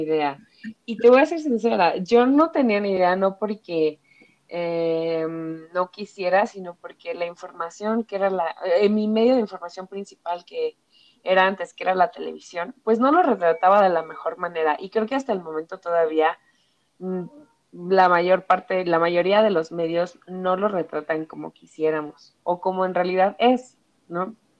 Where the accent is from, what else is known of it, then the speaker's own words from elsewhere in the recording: Ecatepec, State of Mexico, Mexico; moved away as an adult; now in Mexico City, Mexico; toda mi infancia, adolescencia y este, hasta los 23 viví en Ecatepec